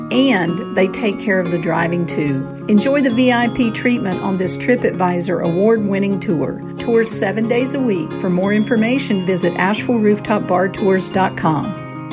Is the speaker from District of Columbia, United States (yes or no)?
yes; Washington, District of Columbia, United States; I grew up in Washington, D.C.